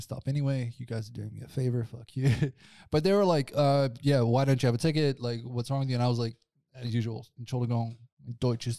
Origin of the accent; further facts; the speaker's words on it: South Africa; now in Switzerland; I'm from South Africa